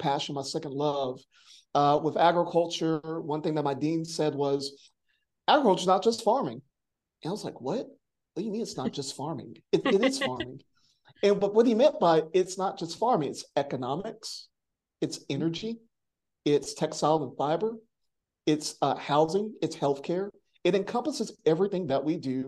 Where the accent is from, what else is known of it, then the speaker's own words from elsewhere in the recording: Monroe, North Carolina, United States; I was born and raised in Union County, Monroe, North Carolina, and I was exposed to like country living, but not farming